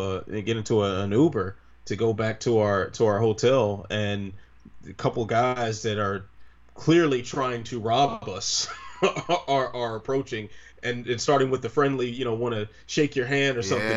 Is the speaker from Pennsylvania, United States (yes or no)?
no; Prince George's County, Maryland, United States; my hometown in PG County, Maryland.